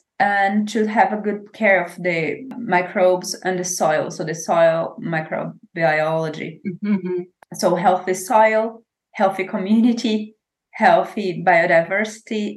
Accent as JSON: {"language": "English", "country": "Brazil", "tie": "born or raised there", "also_born_or_lived": "Maranhão / Piauí / Pará", "second_language": "English", "moved": "as an adult", "lives_now": "Germany", "said": "I grew up exactly in Maranhão and Piauí, Pará. So that's kind of the region I know as home"}